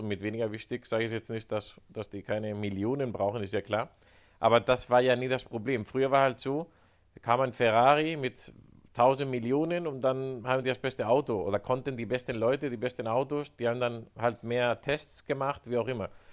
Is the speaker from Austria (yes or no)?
no; Spain; Ich sage als Spanier